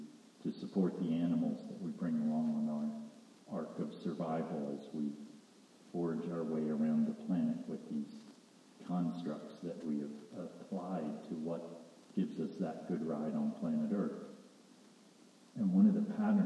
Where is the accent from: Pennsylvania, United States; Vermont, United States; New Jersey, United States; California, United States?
Pennsylvania, United States; where I grew up in Pennsylvania